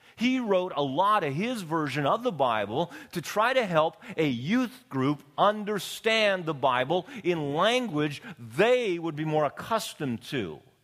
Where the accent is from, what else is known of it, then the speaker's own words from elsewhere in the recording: Canadian Prairies, Canada; now in Long Beach, United States; Being born and raised on the Canadian prairies